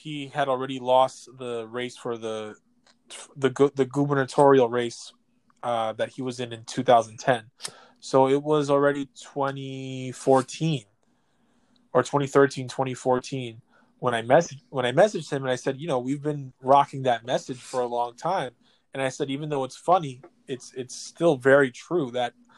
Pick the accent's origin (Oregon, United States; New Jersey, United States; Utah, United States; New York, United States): New York, United States; New York City; the apartment I grew up in Ridgewood, Queens